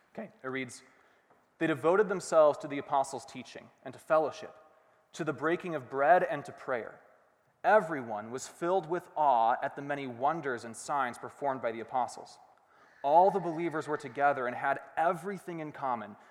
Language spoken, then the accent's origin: English; Rochester, Minnesota, United States; also born or lived in Hanover, Pennsylvania; We moved to Rochester, where I grew up, Rochester, Minnesota, um, and I spent basically the rest of my life there